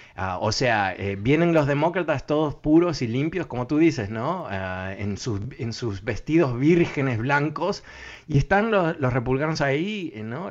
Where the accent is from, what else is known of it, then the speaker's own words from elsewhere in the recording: Uruguay; yo, nací en Uruguay